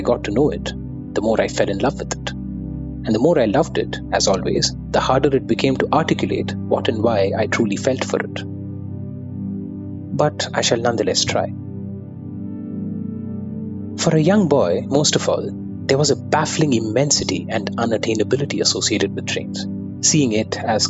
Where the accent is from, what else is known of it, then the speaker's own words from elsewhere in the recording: Kolkata, West Bengal, India; As a South Indian born and raised in Bengal, my earliest memories of railways are associated with our annual trips to Madras from Calcutta during the summer holidays